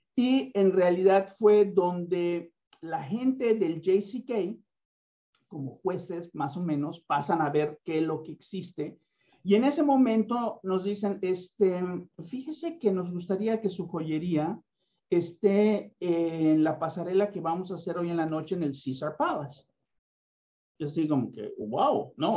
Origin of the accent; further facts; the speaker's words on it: Mexico; soy mexicano